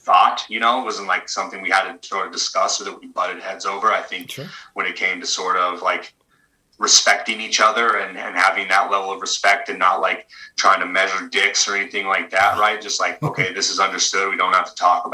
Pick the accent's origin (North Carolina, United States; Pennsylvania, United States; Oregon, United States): Oregon, United States; Hubbard; we're both kind of small town, blue collar kids. I'm from Hubbard, Oregon, 2000 people.